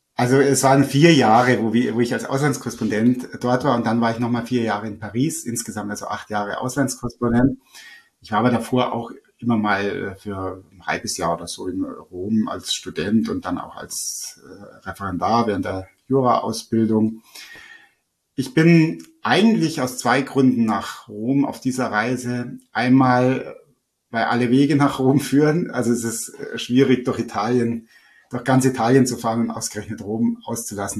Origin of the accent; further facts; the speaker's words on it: Upper Bavaria, Germany; also born or lived in Rome; bei uns in Oberbayern